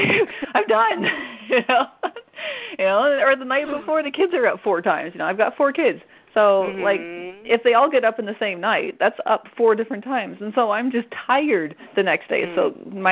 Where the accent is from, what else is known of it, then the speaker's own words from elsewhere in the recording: Canada; first language French; English is a second language; moved away as an adult; now in United States; I'm Canadian